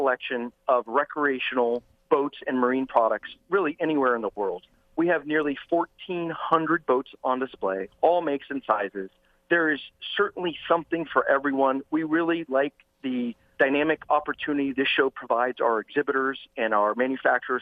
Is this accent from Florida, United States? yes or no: yes; South Florida, United States; I grew up in the South Florida waters